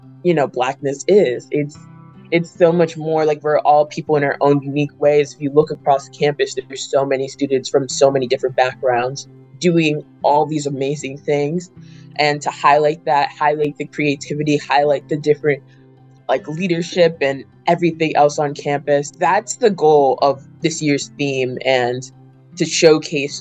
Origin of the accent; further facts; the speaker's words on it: New Jersey, United States; moved away as an adult; now in Syracuse, United States; From New Jersey originally, North Jersey